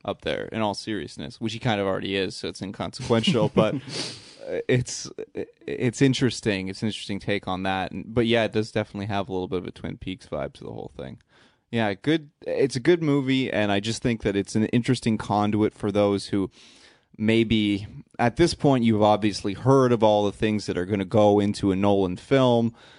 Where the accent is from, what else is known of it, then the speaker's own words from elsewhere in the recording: Canada; we're nice Canadian boys.